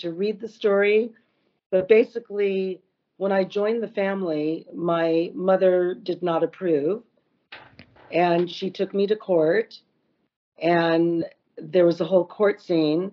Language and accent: English; West Hollywood, California, United States; I was only 12, but I grew up in West Hollywood.